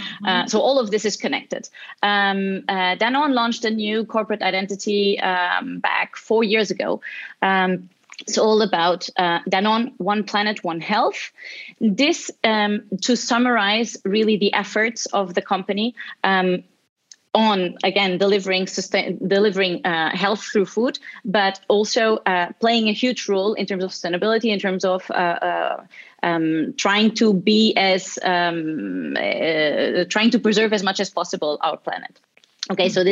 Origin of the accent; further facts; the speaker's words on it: Portugal; now in Barcelona, Spain; I'm originally from Portugal. I'm currently in Barcelona